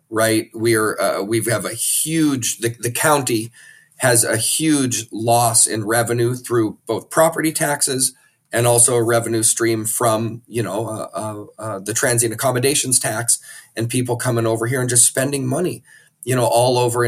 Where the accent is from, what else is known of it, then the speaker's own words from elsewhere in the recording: Maui, Hawaii, United States; I'm born and raised on Maui